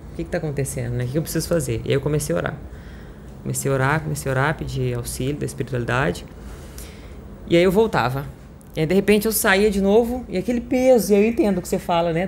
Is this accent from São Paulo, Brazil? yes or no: yes; Franca, São Paulo, Brazil; Sou de Franca, interior de São Paulo